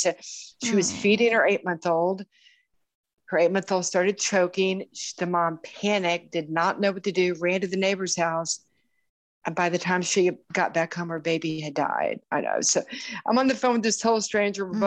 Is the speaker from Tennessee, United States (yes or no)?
no; Houston, Texas, United States; my hometown of Houston, Texas